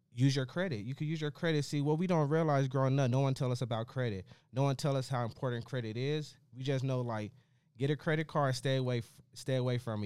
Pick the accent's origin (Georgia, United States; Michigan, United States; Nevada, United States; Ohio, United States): Nevada, United States; Las Vegas; I come from West Las Vegas. I come from the urban area, the inner city